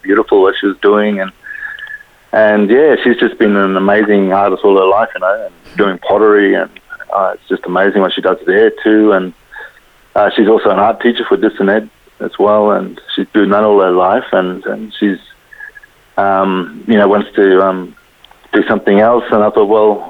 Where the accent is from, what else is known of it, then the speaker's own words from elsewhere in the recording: Kuranda, Queensland, Australia; growing up in Coranda as well, a very musical place